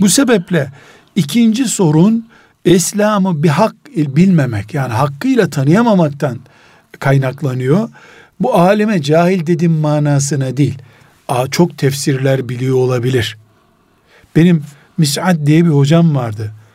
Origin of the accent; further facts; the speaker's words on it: Istanbul, Turkey; İstanbul'dan dedim